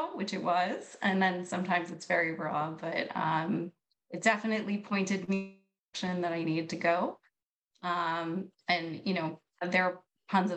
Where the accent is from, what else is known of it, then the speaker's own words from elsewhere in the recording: New York City, New York, United States; now in Pennsylvania, United States; I'm originally from New York City.